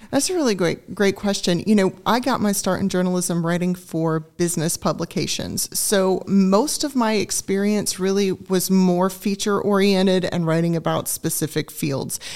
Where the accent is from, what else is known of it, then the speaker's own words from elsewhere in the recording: Augusta, Georgia, United States; also born or lived in Greenville, South Carolina; now in Griffin, United States; I grew up in Augusta, Georgia. I'm a native of the state